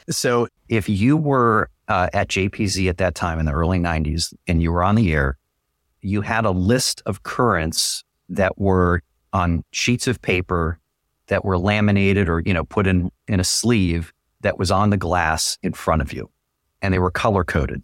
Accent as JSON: {"language": "English", "town": "San Francisco", "region": "California", "country": "United States", "tie": "born or raised there", "also_born_or_lived": "Syracuse / Buffalo / Detroit / Raleigh", "moved": "as an adult", "said": "I went back to my hometown, did K one oh one"}